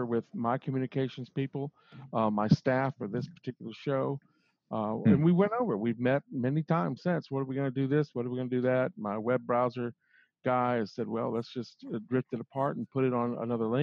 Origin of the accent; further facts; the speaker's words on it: Mobile, Alabama, United States; moved away; I was raised on Mobile Bay